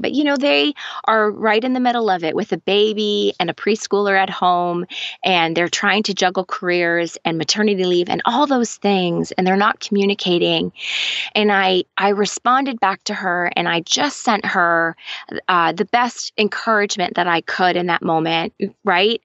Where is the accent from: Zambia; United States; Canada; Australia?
Canada; also born or lived in London, Ontario; I am Canadian